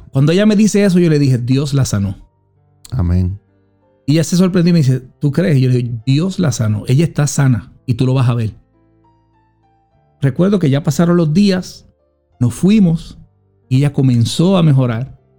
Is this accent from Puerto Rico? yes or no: yes; Puerto Rico; now in Allentown, United States; Soy puertorriqueño, amo a Puerto Rico, pero yo soy de Allentown.